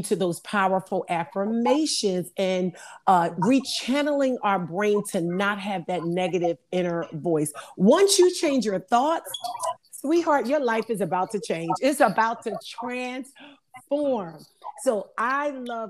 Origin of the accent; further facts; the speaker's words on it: Philadelphia, Pennsylvania, United States; moved away as an adult; also born or lived in Delaware; now in Louisiana, United States; I'm originally from Philadelphia